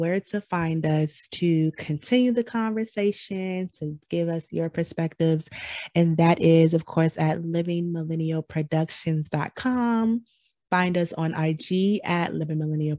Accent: Michigan, United States; I'm from Michigan

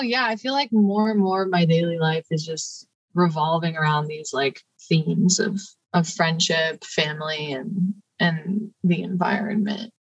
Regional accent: Cleveland, Ohio, United States; now in Columbus, United States; I'm also from Ohio. I was born outside of Cleveland

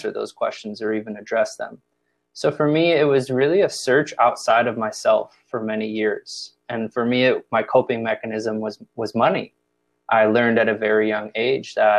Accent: Chicago, Illinois, United States; moved away as an adult; also born or lived in Indiana / Los Angeles; I'm from the Midwest, born and raised Chicago, Illinois

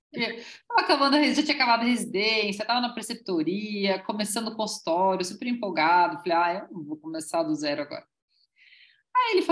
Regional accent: Blumenau, Santa Catarina, Brazil; born there; also born or lived in Germany; eu sou descendente de alemães, eu nasci no Brasil, mas eu tenho passaporte alemão, nasci em Blumenau, né? Bem alemão. E eu morei na Alemanha dos 2 aos 10.

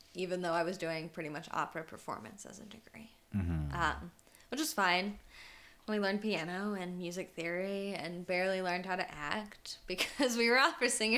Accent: Knoxville, Tennessee, United States; I grew up in Knoxville, Tennessee, so I didn't grow up in a big city

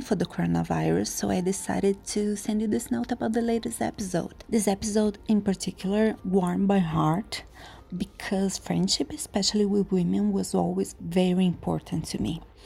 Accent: Curitiba, Paraná, Brazil; I'm from Curitiba, Brazil.

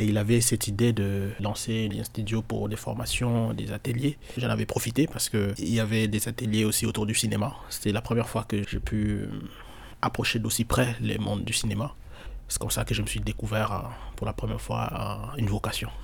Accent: Kinshasa, DR Congo; quand on est congolais, quand on est à Kinshasa

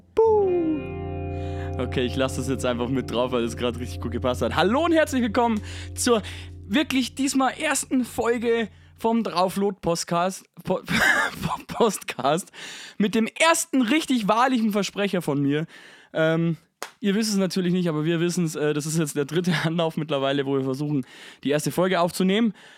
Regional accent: Bavaria, Germany; ich bin selber Bayer

